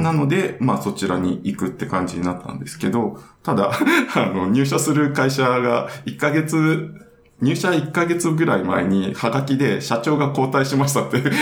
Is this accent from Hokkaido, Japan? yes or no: yes; Hokkaido, Japan; 北海道で育ってたんで